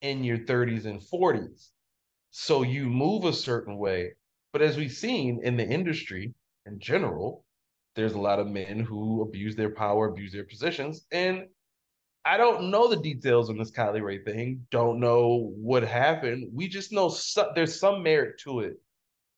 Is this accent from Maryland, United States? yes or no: yes; Baltimore, Maryland, United States; moved away; my hometown of Baltimore